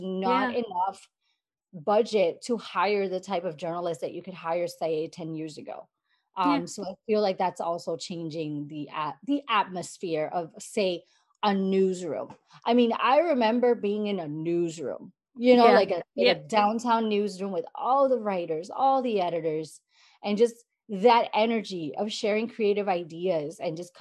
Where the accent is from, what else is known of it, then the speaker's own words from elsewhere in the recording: San Juan, Puerto Rico; I grew up in Puerto Rico, San Juan, Puerto Rico